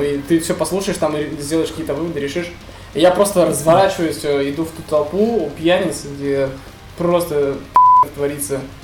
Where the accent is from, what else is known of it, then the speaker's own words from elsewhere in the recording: Nefteyugansk, Khanty-Mansi Autonomous Okrug, Russia; Я из нефтяной столицы Сибири